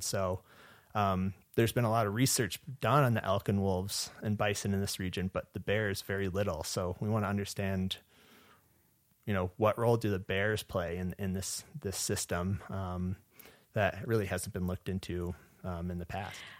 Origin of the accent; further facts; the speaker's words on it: Portage, Michigan, United States; moved away as an adult; also born or lived in Tennessee / Upper Peninsula, Michigan / Yellowstone National Park; now in Montana, United States; originally I'm from Portage, Michigan, which is located in southwest Michigan